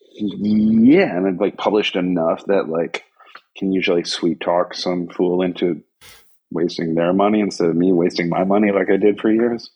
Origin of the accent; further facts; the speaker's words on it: Averill Park, New York, United States; moved away as an adult; also born or lived in West Coast, United States; now in Tokyo, Japan; growing up in New York in the 70s and 80s